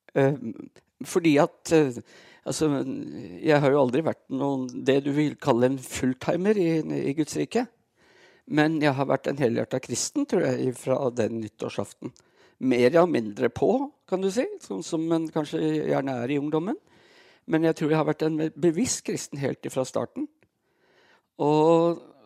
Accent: Brumunddal, Innlandet, Norway; moved away; Jeg, eh, jeg er født og oppvokst i Brumdalen

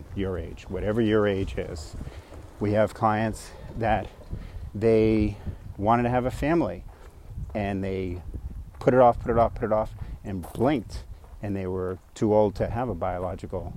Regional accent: New York, United States; also born or lived in San Francisco Bay Area, California; now in Phoenix, United States; I'm a New Yorker

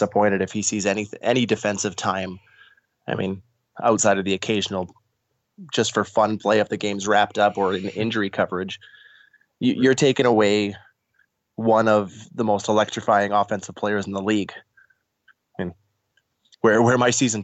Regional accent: Saskatchewan, Canada; years of growing up in Saskatchewan

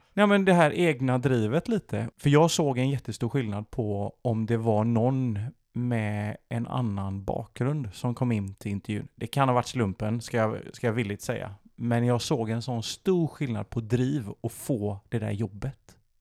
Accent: Sweden; jag kan prata svenska och jag är född i Sverige

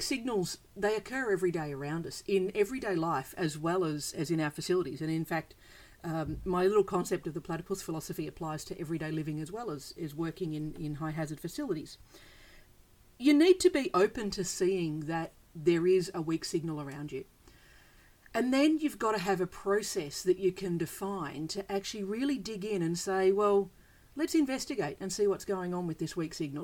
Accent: Australia; I'm from Australia. We have bizarre animals here

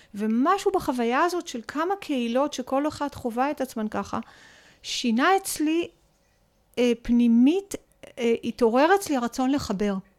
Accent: Sha'ar HaGolan, Northern District, Israel; גדלתי בחינוך משותף בקיבוץ. אני כן. בת קיבוץ, שער הגולן

